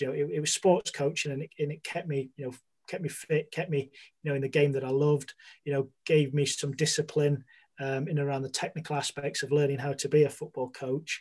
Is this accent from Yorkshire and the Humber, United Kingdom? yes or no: yes; Sheffield, Yorkshire and the Humber, United Kingdom; born and raised in Sheffield